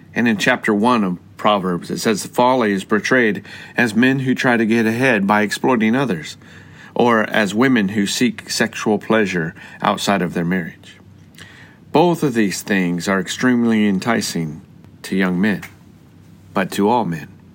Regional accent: Colorado, United States; I grew up in Colorado with the Rocky Mountains.

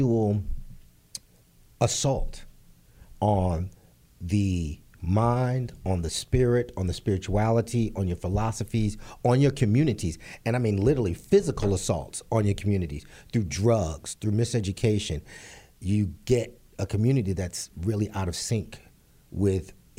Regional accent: New York City, New York, United States; also born or lived in Harlem / Los Angeles; being born and raised and growing up in the Bronx, 180th and Southern Boulevard.

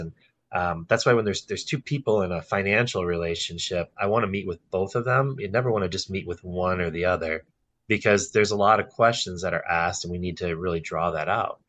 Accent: Brookfield, Wisconsin, United States; also born or lived in New Berlin, Wisconsin; I grew up in Brookfield and I literally migrated five minutes south to New Berlin

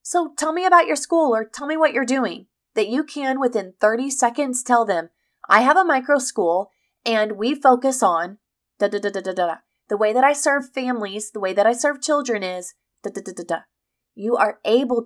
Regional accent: Missouri, United States; I'm from the Midwest. I'm from Missouri, which is the heartland

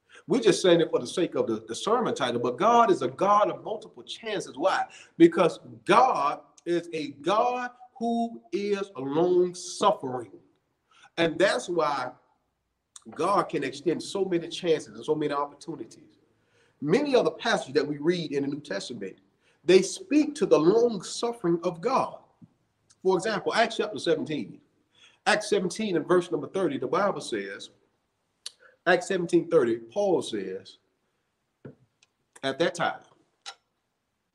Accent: Montgomery, Alabama, United States; I grew up in Montgomery, Alabama

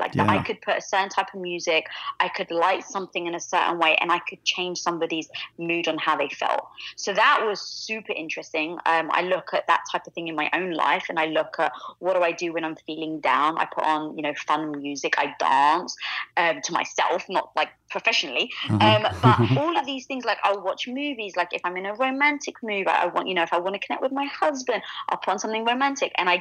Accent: London, United Kingdom; accent: British; now in Los Angeles, United States; growing up in London, I was from a very traditional Greek neighborhood

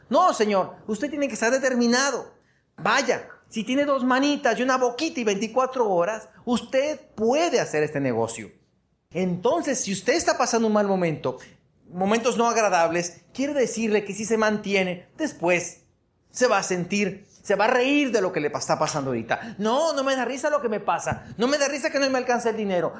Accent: Hermosillo, Sonora, Mexico; mi pueblo de Hermosillo, 850 mil habitantes

